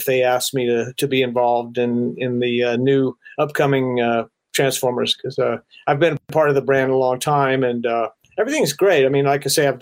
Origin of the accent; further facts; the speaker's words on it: Florida, United States; I grew up in Florida, like I say, and it rains all the time down there